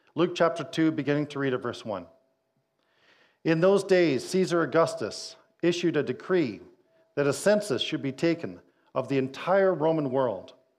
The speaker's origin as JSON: {"language": "English", "town": "Winnipeg", "region": "Manitoba", "country": "Canada", "said": "I'm from Winnipeg"}